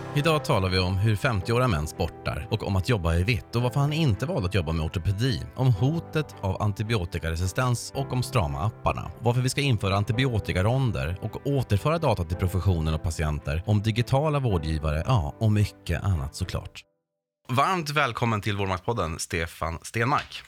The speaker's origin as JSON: {"language": "Swedish", "region": "Norrbotten County", "country": "Sweden", "said": "själv kommer jag från Norrbotten"}